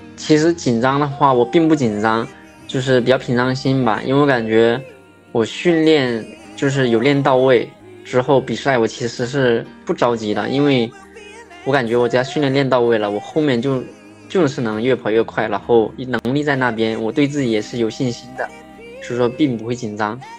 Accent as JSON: {"language": "Chinese", "region": "Fujian", "country": "China", "said": "我是福建人"}